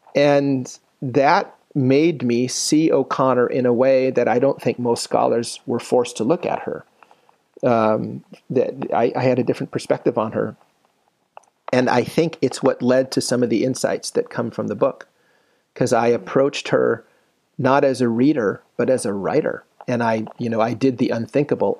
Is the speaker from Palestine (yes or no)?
no; Philippines; moved away; I grew up in the Philippines